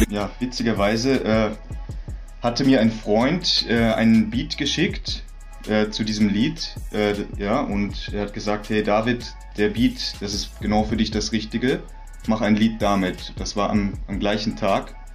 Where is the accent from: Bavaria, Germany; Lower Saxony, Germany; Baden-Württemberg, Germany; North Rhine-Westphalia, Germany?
Baden-Württemberg, Germany; Heidelberg; ich bin aufgewachsen, äh, also geboren in Heidelberg in einem in einer sozialen Brennpunktsiedlung in Robert äh, Rohrbach-Emmertsgrund. Dort war immer viel Stress mit Polizei, viele viele Familien mit Migrationshintergrund.